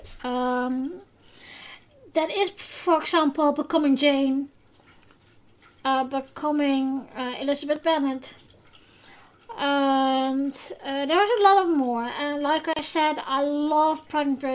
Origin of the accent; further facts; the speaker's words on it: Netherlands; first language Dutch; English is a second language; I am from the Netherlands, officially. So, English is not my first language.